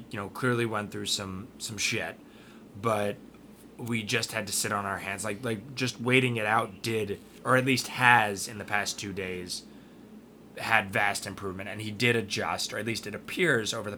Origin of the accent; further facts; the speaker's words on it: United States; As an American and as a parent